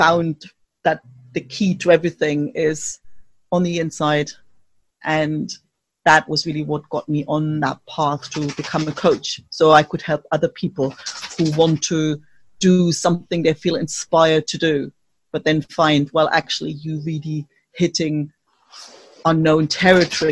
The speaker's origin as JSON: {"language": "English", "region": "East Germany", "country": "Germany", "tie": "born or raised there", "moved": "yes", "said": "I grew up in East Germany behind the wall"}